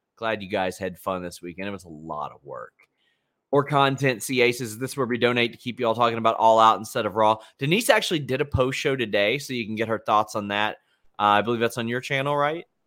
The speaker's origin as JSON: {"language": "English", "region": "Kentucky", "country": "United States", "said": "I'm also from Kentucky"}